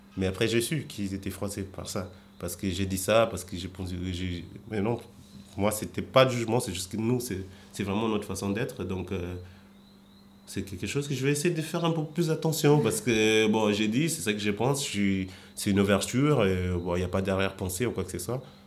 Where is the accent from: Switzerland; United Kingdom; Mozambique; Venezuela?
Mozambique; moved away as an adult; now in Paris, France; ma vie, elle était bien en Mozambique